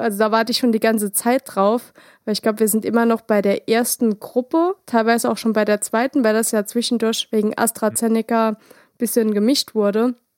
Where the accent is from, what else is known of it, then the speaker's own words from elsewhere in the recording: Saarland, Germany; bei uns im Saarland